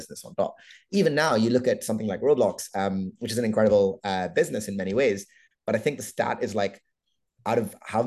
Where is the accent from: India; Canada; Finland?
India; I'm Indian